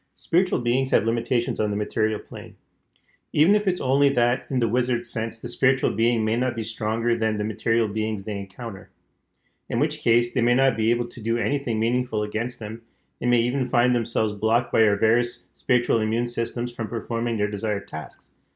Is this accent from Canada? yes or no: yes; Canada; I'm Canadian